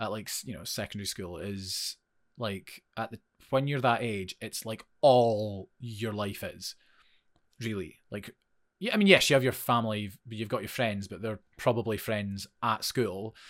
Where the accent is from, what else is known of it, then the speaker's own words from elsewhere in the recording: Forfar, Scotland, United Kingdom; moved away as an adult; also born or lived in Edinburgh; I moved from Forfar, went to study in Edinburgh